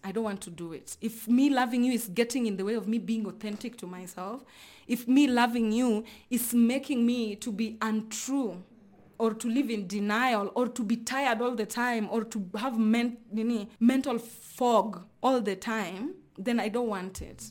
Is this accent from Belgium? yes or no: no; Luoland, Kenya; I come from Luoland